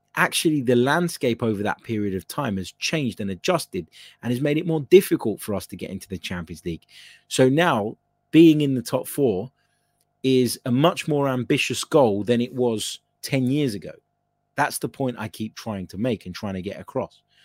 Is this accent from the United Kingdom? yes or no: no; Cyprus; I'm from Cyprus